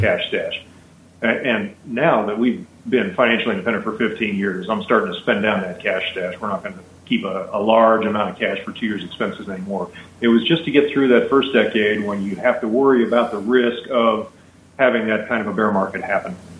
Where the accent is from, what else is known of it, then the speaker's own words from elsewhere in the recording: Pittsburgh, Pennsylvania, United States; moved away as an adult; now in Hawaii, United States; We like the weather here a lot better than the weather we grew up in in the East Coast